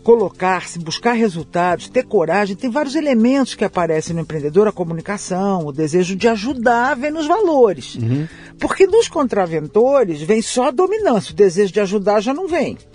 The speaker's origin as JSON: {"language": "Portuguese", "region": "São Paulo", "country": "Brazil", "tie": "born there", "said": "Eu nasci em São Paulo com esse carioquês todo."}